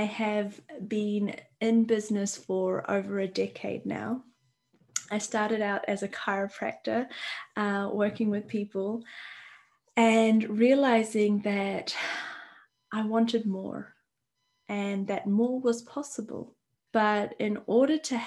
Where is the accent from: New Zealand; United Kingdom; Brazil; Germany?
New Zealand; I'm from New Zealand and I'm in New Zealand